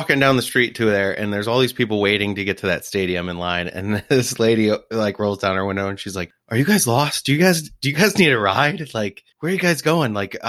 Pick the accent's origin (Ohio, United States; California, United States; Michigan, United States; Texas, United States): Michigan, United States; Detroit; I'm from Detroit, man.